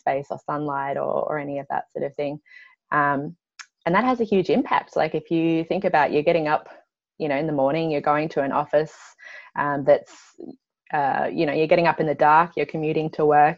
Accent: Byron Bay, New South Wales, Australia; I grew up in Byron Bay, so on the southeast coast of Australia

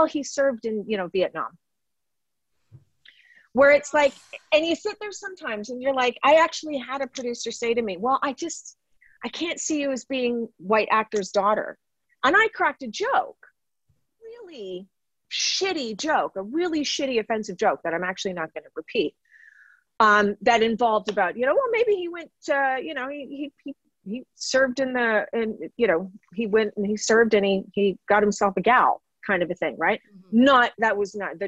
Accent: Toronto, Ontario, Canada; moved away as an adult; now in West Vancouver, Canada; I grew up in Don Mills, which is a part of Toronto at the time

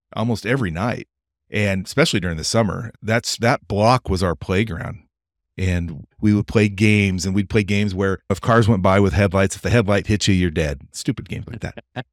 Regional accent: Pendleton, Oregon, United States; I'm from this little town in eastern Oregon called Pendleton

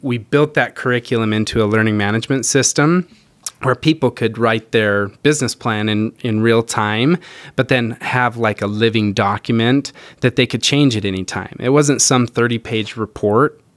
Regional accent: Rexburg, Idaho, United States; moved away; I grew up in a little town, Rexburg, Idaho

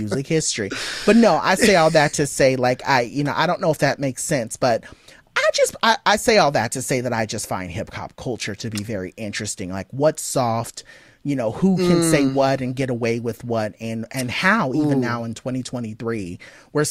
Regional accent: Southern California, United States; I grew up in SoCal

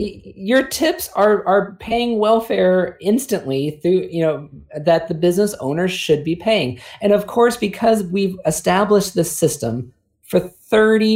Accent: California, United States; now in South Carolina, United States; growing up in California

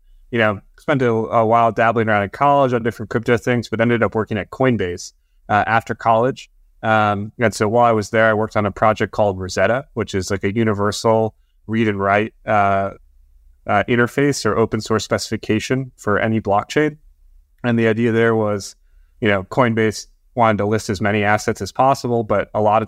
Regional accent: Wisconsin, United States; So, I actually grew up far away from all this stuff. I grew up in Wisconsin. You know, I didn't grow up on a farm per se, but I certainly didn't grow up in the big city.

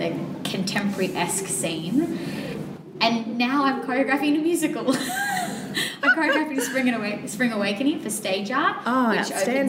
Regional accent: Geelong, Victoria, Australia; I'm from Geelong, which is down like the south of Victoria near the Great Ocean Road

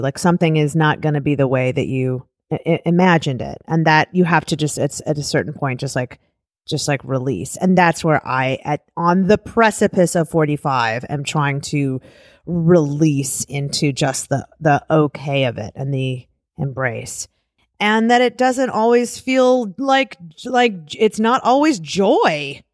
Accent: Cleveland Heights, Ohio, United States; I grew up in Cleveland, Cleveland Heights

